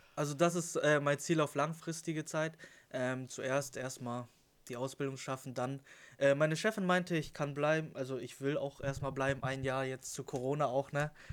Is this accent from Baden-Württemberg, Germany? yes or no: no; Lüneburg, Lower Saxony, Germany; 21 Jahre alt, komme aus dem schönen Lüneburg